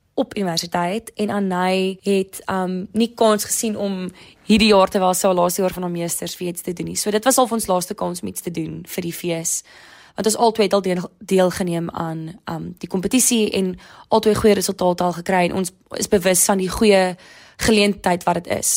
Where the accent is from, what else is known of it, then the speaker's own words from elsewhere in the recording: Durbanville, Western Cape, South Africa; also born or lived in Stellenbosch; Ek is 24 jaar oud en ek kom van Durbanville af